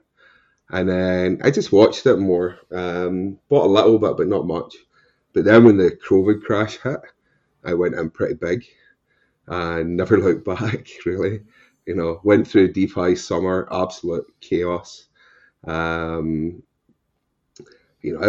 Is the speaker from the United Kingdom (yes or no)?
yes; Scotland, United Kingdom; accent: Scottish with a touch of Irish; moved away as an adult; also born or lived in Ireland; now in United States; my accent, if you don't know, is Scottish originally with a touch of Irish